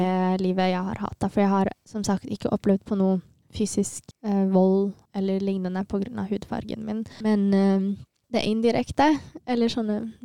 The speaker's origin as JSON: {"language": "Norwegian", "town": "Bærum", "region": "Akershus", "country": "Norway", "tie": "born or raised there", "also_born_or_lived": "Asmara, Eritrea", "second_language": "Norwegian"}